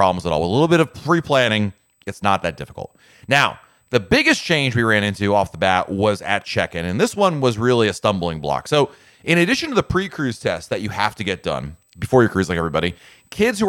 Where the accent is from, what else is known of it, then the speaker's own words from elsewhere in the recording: Connecticut, United States; now in Orlando, United States; my parents living back in Connecticut, there was a CVS in my hometown